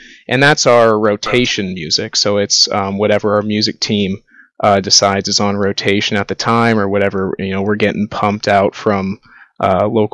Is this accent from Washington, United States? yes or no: no; Dublin, Ohio, United States; now in Athens, United States; I grew up in Dublin, Ohio, just outside of Columbus